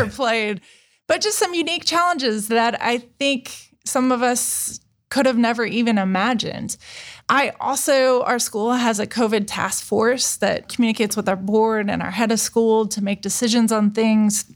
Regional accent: Indiana, United States; moved away as an adult; also born or lived in Chicago / Texas; now in Columbus, United States; I'm from Indiana

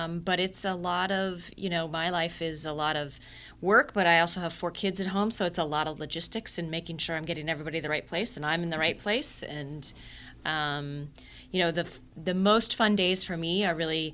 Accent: Columbus, Ohio, United States; I grew up here in Columbus. So I'm born and bred Columbus. Went to Arlington schools my whole career.

